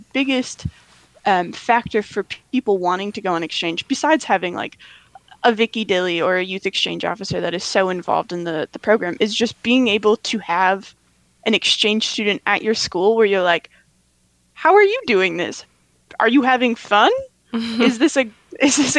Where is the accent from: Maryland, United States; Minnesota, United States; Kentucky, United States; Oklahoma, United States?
Minnesota, United States; Northfield; I'm from Northfield, Minnesota, so land of cows, colleges, and contentment